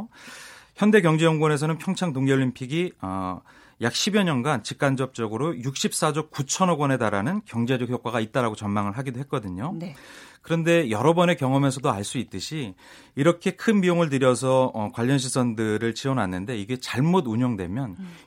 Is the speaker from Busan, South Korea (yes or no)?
no; Pyeongchang, Gangwon, South Korea; 꼭잘 되었으면 작게는 저희 고향서부터 더